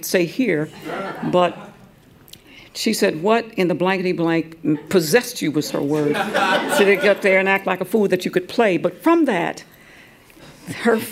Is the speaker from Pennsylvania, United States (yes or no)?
no; Atlanta, Georgia, United States; also born or lived in Cleveland, Ohio; I grew up in Atlanta in the black experience, in that Mecca, even though I was born in Cleveland, Ohio. I left there when I was about 10